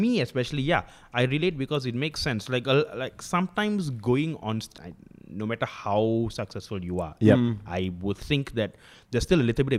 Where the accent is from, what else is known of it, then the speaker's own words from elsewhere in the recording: Malaysia; I'm not Indian. I'm Malaysian.